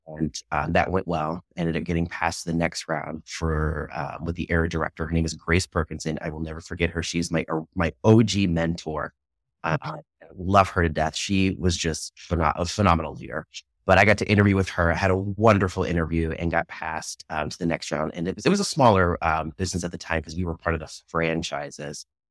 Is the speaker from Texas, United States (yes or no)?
no; Lancaster County, Virginia, United States; also born or lived in Richmond, Virginia / Washington, D.C.; in two thousand one, we moved out to, uh, a little county called Lancaster County. I like to call it in the middle of nowhere because it, it pretty much was. and I spent my middle school and high school years there